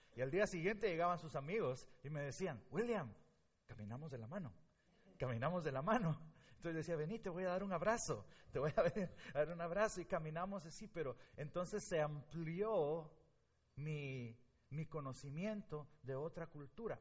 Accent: Guatemala; moved away as an adult; now in Blue Island, United States; Yo soy de Guatemala

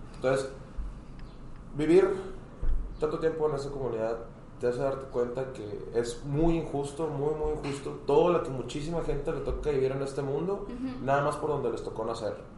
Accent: Hermosillo, Sonora, Mexico; moved away as an adult; now in Monterrey, Mexico; yo soy de Hermosillo, Sonora. Este, yo me vine por acá, para Monterrey, hace cuatro años casi.

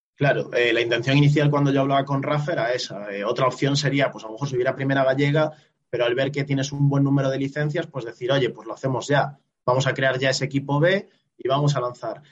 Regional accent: A Coruña, Galicia, Spain; moved away as an adult; also born or lived in Ferrol; now in Dominican Republic; yo soy de Coruña

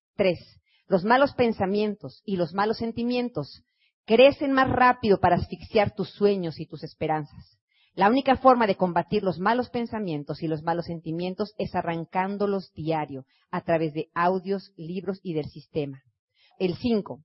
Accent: Mexico

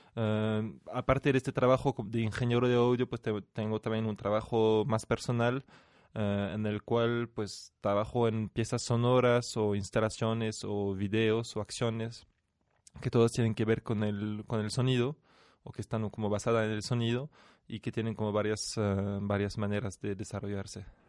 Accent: France; moved away as an adult; now in Mexico; soy de origen francés, o sea, nací en Francia y vivo en México desde hace unos años

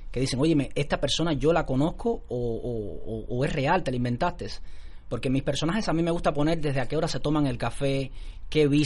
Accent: Cuba; Mira, pasaron muchas cosas, porque yo soy cubano.

